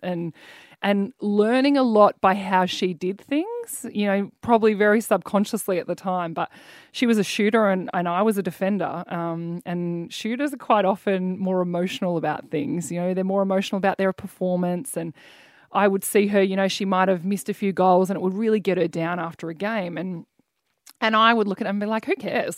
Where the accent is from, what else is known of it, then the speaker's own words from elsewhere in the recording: Mornington Peninsula, Victoria, Australia; I grew up down the Mornington Peninsula